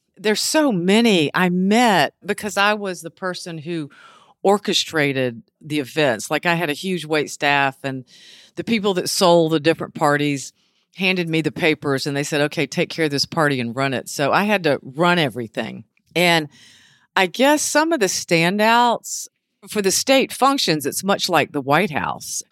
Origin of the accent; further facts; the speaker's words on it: Beaufort, South Carolina, United States; also born or lived in Charleston / New York City; I was born and raised here in Beaufort